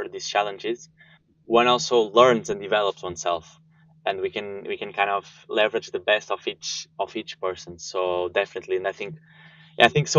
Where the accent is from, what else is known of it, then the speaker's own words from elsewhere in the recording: Porto, Norte, Portugal; moved away as an adult; also born or lived in Sweden; now in Germany; I was born and raised in Porto, studied there and the whole school system and then also university.